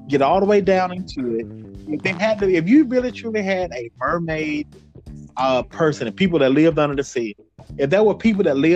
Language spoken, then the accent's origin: English; United States; as being American people